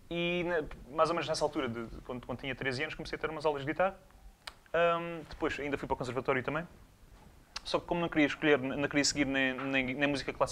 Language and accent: Portuguese; Albufeira, Faro, Portugal; now in Armação de Pêra, Portugal; Nasci em Faro, na verdade, mas vivi uh, na zona de Albufeira durante a maior parte